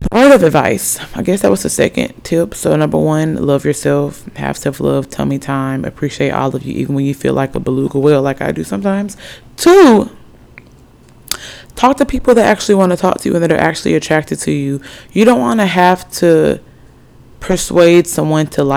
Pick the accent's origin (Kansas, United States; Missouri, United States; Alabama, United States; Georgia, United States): Alabama, United States; also born or lived in Norfolk, Virginia; technically I'm from Alabama. 256 by way of, I was born in Norfolk, Virginia